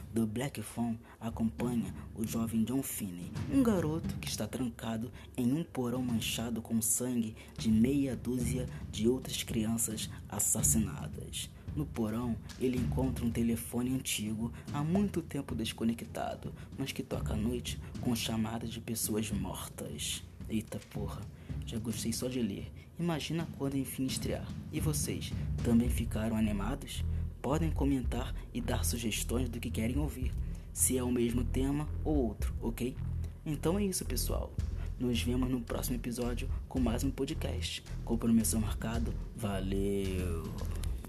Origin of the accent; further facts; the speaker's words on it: Rio de Janeiro, Brazil; sou do estado do Rio de Janeiro